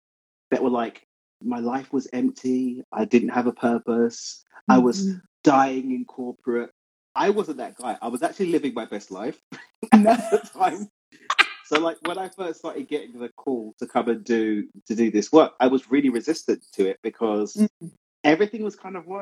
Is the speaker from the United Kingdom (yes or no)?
yes; London, United Kingdom; moved away as an adult; now in Cabo San Lucas, Mexico; London, born and raised in East London.